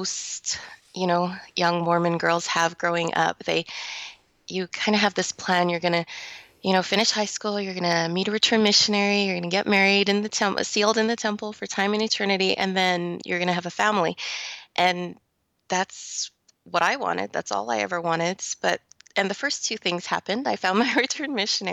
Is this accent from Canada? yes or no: yes; Calgary, Alberta, Canada; I was born and raised in Calgary, Alberta, Canada.